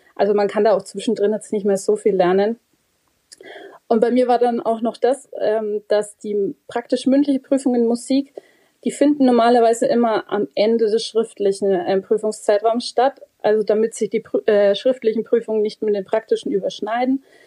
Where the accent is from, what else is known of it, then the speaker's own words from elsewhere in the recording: Bavaria, Germany; bei uns in Bayern